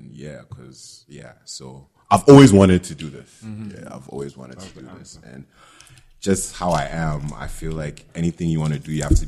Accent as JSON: {"language": "English", "country": "Ghana", "tie": "born or raised there", "said": "because of the way I grew up in Ghana, I couldn't think of me trying to be a filmmaker."}